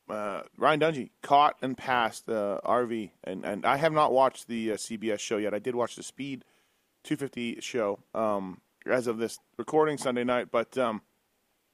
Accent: Canada; I'm Canadian

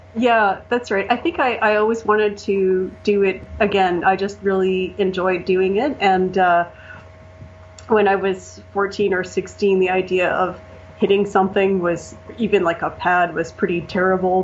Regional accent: Canada; also born or lived in Japan; I'm Canadian

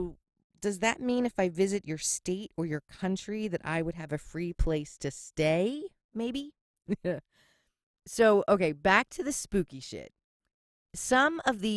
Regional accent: Philadelphia, Pennsylvania, United States; accent: Philly; my Philly accent

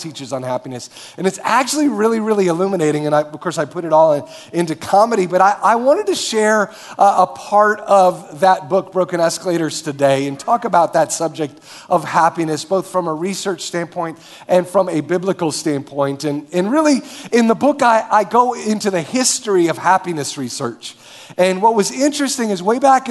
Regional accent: Marshfield, Wisconsin, United States; moved away as an adult; now in Minneapolis, United States; I grew up in Marshfield, Wisconsin.

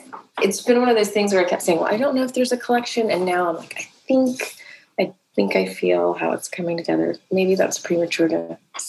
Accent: Atlanta, Georgia, United States; born there; I was born in Atlanta on the day that the first child went missing in Atlanta.

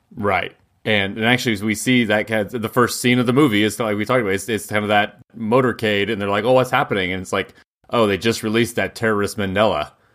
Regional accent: United States; we're so American

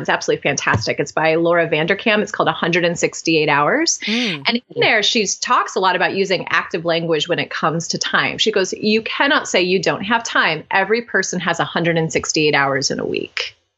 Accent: Cleveland, Ohio, United States; now in Oxford, United States; I'm born and raised in Ohio, very proud Midwestern girl. And I now live in Oxford, Ohio, uh, Southwest Ohio, though I'm originally from Cleveland

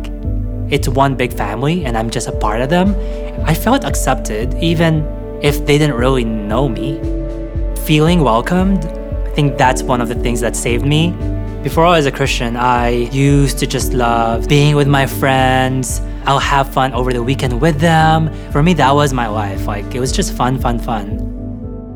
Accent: Philippines; now in Canada; I grew up in the Philippines

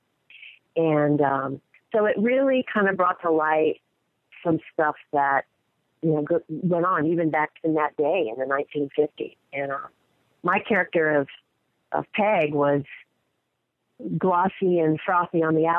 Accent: Florida, United States; I'm from Florida, so that's not quite as deep south

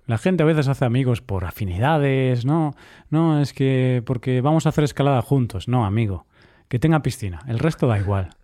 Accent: Vigo, Galicia, Spain; now in Cyprus; en Vigo, mi ciudad natal

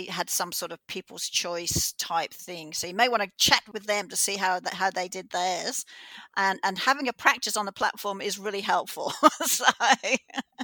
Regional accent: Australia; I'm from Australia

